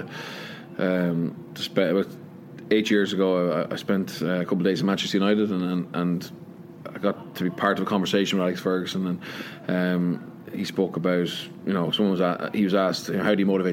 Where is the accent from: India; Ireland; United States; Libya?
Ireland; Leinster; moved away as an adult; also born or lived in Connacht; now in Wales; in Ireland, you know, I grew up, when I was born, I was from Leinster, and I knew I was from Leinster